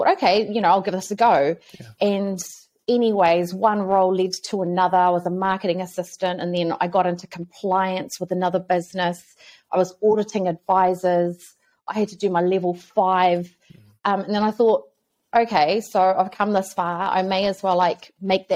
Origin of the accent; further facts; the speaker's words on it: Auckland, New Zealand; I grew up in South Auckland. I was a Māngere, like, you know, born and raised